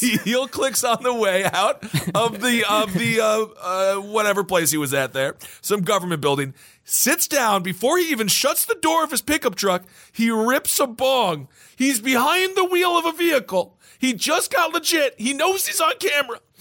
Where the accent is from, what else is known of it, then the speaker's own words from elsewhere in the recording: Wisconsin, United States; my home state of Wisco